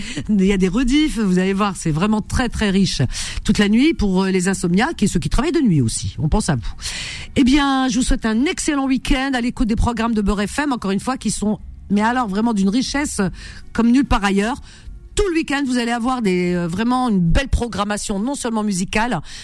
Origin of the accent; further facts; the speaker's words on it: Algeria; moved away; je suis native et d'origine algérienne